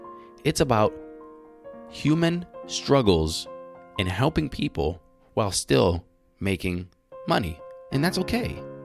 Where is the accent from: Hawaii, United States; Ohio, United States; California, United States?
Ohio, United States; Cleveland; born there; I was born in Cleveland.